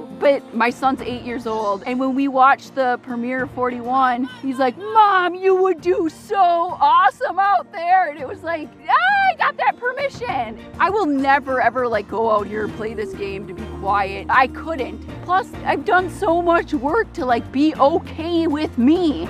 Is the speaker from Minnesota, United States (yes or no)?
yes; North St. Paul, Minnesota, United States; I'm 35 years old, and I grew up in North St. Paul, Minnesota, and I'm a drug counselor.